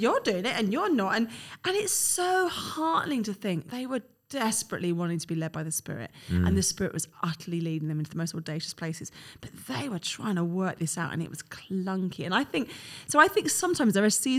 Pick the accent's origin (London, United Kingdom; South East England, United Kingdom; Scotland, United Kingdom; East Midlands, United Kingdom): London, United Kingdom; I'm a Londoner